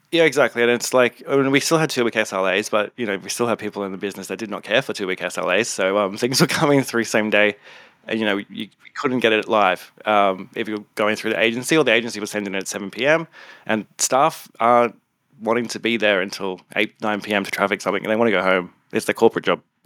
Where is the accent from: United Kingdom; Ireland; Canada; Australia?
Australia; Gold Coast, Queensland; also born or lived in Townsville; now in Sydney, Australia; I am originally from the Gold Coast. I'm a gold, gold, Goldie, Australia.